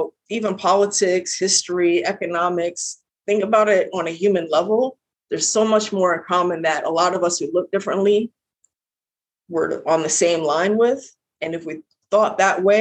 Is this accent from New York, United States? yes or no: yes; New York, United States; accent: heavy New York; I have a very heavy New York accent.